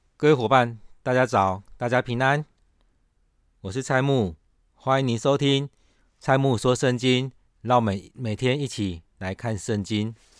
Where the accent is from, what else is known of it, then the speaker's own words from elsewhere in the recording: Taiwan; 我们台湾人